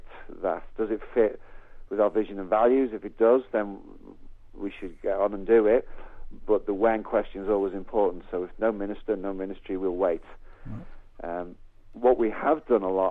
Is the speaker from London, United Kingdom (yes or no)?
no; the Wirral, North West England, United Kingdom; moved away as an adult; also born or lived in Birkenhead; now in Cambridge, United Kingdom; We were born and bred in the Wirral